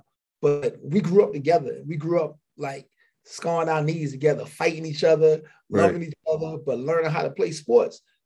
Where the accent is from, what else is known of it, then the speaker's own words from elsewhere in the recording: North Charleston, South Carolina, United States; also born or lived in Philadelphia, Pennsylvania; I'm originally from Philadelphia. I was born in Philly. I moved to South Carolina at a young age.